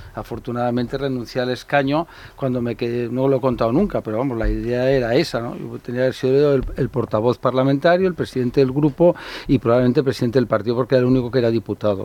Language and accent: Spanish; Catalonia, Spain; yo hablo catalán, he hablado, de mis padres hablan catalán y son españoles y ser catalán es mi forma de ser español